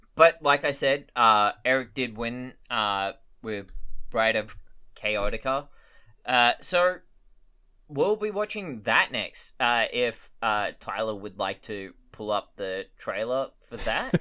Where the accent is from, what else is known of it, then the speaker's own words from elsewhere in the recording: Australia; as an Australian